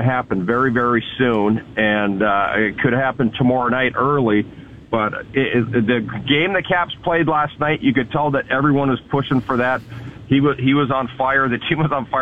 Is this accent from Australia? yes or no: no; Edmonton, Alberta, Canada; I grew up in Edmonton, and we had tickets in the WHA